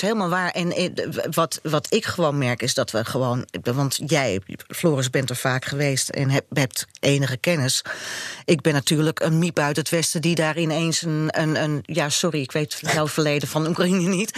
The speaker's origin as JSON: {"language": "Dutch", "country": "Netherlands", "said": "maar ik ben Nederlandse"}